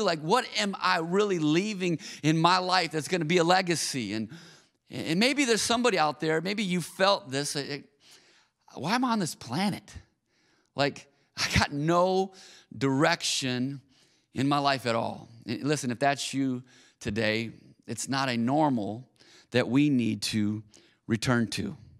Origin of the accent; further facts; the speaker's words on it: Auburn Hills, Michigan, United States; also born or lived in Minneapolis, Minnesota; I grew up in Auburn Hills, Michigan